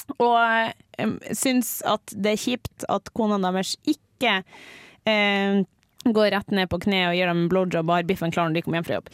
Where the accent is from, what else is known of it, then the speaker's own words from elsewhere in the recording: Mo i Rana, Nordland, Norway; also born or lived in Bodø; now in Trondheim, Norway; så kommer jeg faktisk fra Mo i Rana